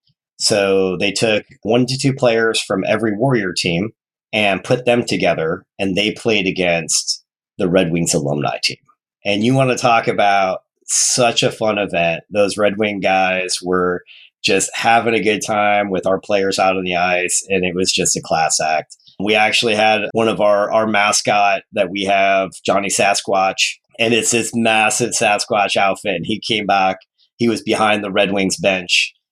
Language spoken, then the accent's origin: English; Detroit, Michigan, United States; born there; So I was born in Detroit.